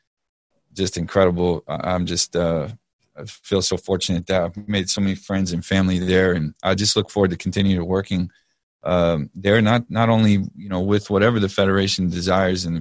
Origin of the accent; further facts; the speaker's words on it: Texas, United States; I'm from Texas